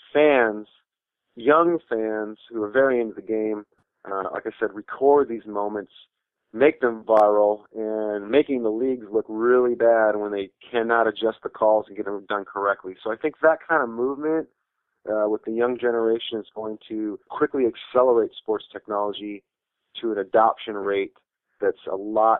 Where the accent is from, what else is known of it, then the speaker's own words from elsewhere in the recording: East Lansing, Michigan, United States; born there; I have to go back to when I was born. I was born in Spartan Village at Michigan State.